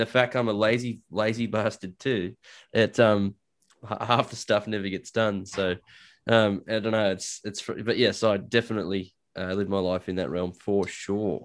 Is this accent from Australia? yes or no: yes; Australia; I'm Australian